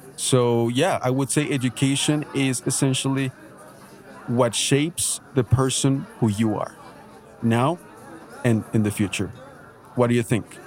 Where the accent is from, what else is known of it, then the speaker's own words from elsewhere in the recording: Bogotá, Colombia; English is a second language; I studied at a, at a public school here in Bogota, Colombia.